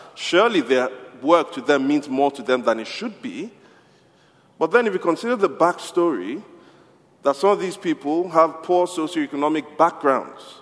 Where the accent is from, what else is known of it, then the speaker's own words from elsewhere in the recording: Nigeria; I'm from Nigeria